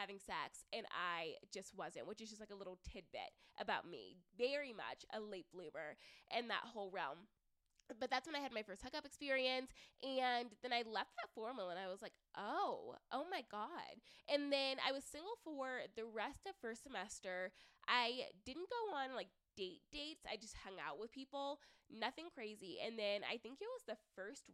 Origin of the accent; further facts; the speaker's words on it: the South, United States; moved away as an adult; now in Denver, United States; growing up in the South